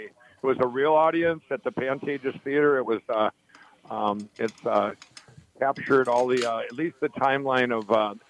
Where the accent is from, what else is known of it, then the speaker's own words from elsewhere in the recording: Chaska, Minnesota, United States; also born or lived in Carver; I grew up in Chaska, in Chaska and Carver, Minnesota.